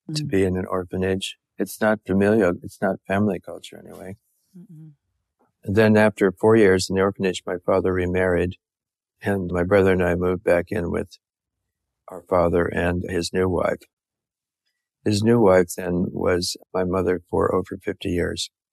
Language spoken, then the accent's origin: English; San Francisco, California, United States; I was born in San Francisco and I'm a Californian